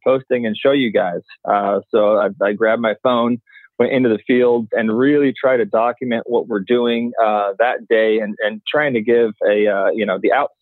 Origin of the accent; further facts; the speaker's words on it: Orange County, Southern California, United States; moved away; I grew up in Southern California, Orange County